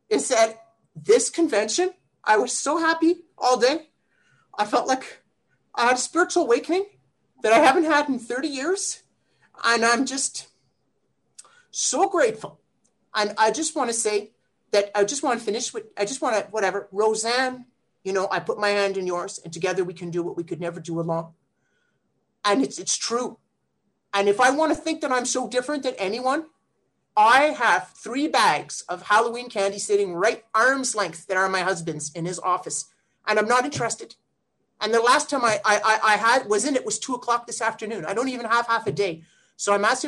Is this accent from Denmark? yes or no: no; Ottawa, Ontario, Canada; I'm from Ottawa, Ontario, Canada